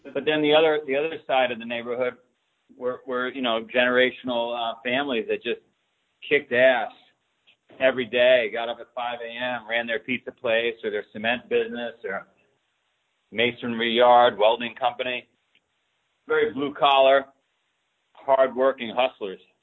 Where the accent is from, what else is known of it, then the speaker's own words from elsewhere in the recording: New York City, New York, United States; now in Boston, United States; I grew up in Queens, New York